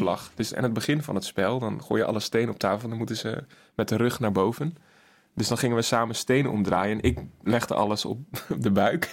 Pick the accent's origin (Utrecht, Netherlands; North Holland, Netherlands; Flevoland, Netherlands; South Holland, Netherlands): Flevoland, Netherlands; Emmeloord; Ik kom ook uit Emmeloord